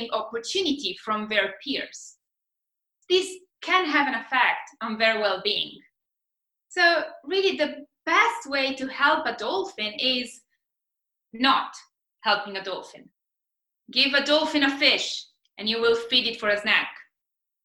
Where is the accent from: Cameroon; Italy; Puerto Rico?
Italy; now in Australia; I'm Italian. We are all about the food.